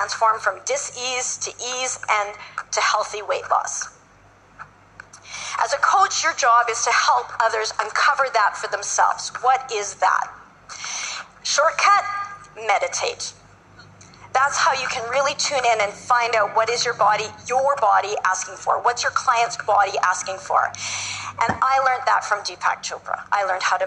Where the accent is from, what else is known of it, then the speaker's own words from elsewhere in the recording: Canada; I'm from Canada